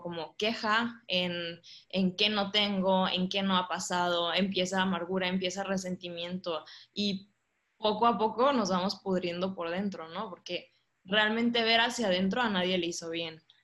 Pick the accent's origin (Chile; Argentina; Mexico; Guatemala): Mexico; Monterrey, Nuevo León; moved away as an adult; also born or lived in Ciudad Juárez; soy de Monterrey, soy regia, orgullosamente regia